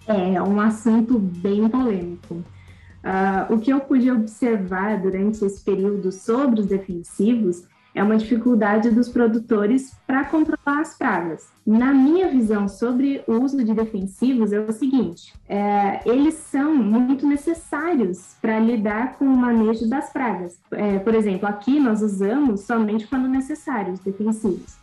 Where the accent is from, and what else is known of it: Cerqueira César, São Paulo, Brazil; born or raised there; also born or lived in Xanxerê, Santa Catarina